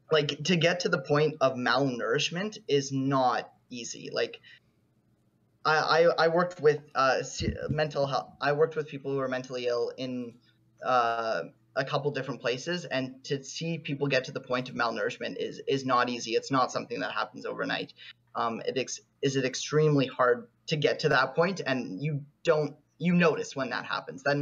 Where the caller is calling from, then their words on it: Toronto, Ontario, Canada; Uh, Toronto, Canada.